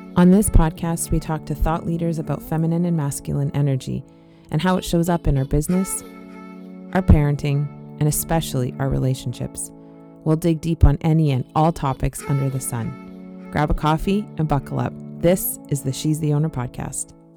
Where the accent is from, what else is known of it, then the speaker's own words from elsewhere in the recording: Canada; I'm Canadian